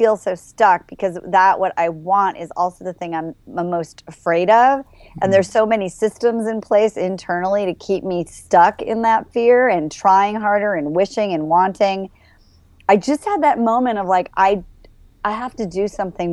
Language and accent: English; Midwest, United States; moved away; also born or lived in Los Angeles; I grew up in the Midwest, nice Jewish family